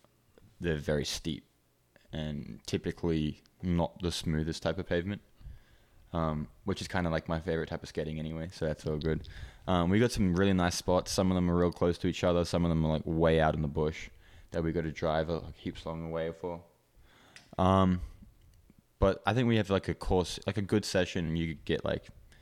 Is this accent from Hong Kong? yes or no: yes; Hong Kong; So I grew up in Hong Kong. I started skating in Hong Kong. So it's a pretty like small place, but there's a lot of people.